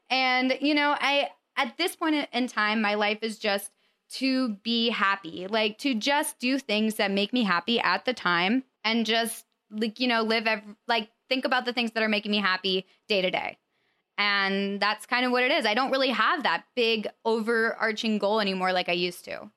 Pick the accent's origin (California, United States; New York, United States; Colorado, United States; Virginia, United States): Colorado, United States; moved away; I'm from Colorado